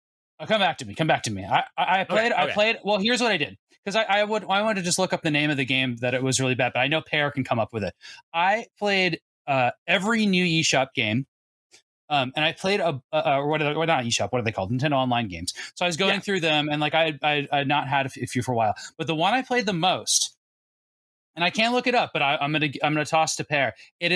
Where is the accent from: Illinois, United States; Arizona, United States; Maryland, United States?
Arizona, United States; Seth, I grew up in Arizona where it was hot all the time, and so we only wore neon shorts.